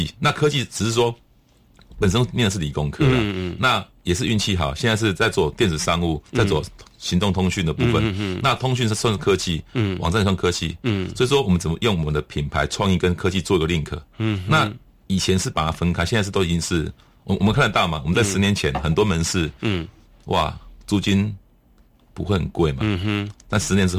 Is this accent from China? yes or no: no; Tainan, Taiwan; 因为我在安平成长啊。